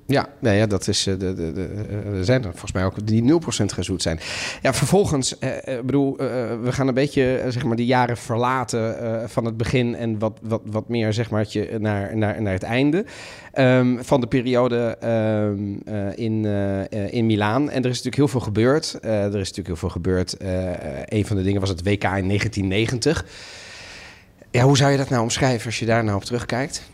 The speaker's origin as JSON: {"language": "Dutch", "country": "Netherlands", "tie": "born or raised there", "said": "ik ben Italiaans opgevoed door de ouders, maar ik ben in Nederland opgevoed."}